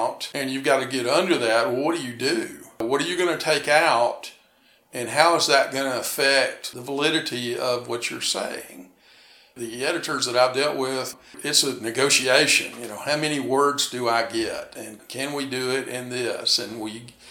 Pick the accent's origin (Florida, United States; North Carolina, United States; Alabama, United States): Alabama, United States; Huntsville; also born or lived in Chattanooga, Tennessee / Tuscaloosa, Alabama; I was born in Chattanooga, raised in Huntsville.